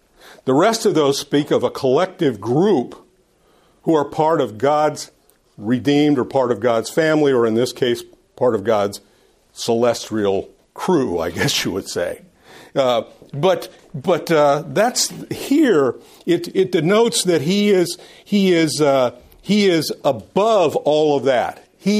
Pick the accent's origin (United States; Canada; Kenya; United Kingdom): United Kingdom; Scotland; Anyway, I'm not Irish. I'm Scottish. I don't say it right.